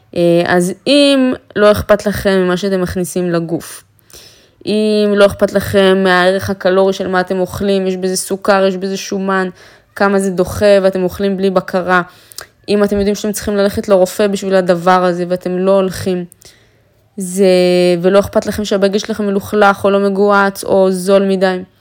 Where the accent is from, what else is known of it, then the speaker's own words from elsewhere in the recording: Afula, Northern District, Israel; moved away; אפריקית מעפולה, מהשכונה, מהבניין של עמידר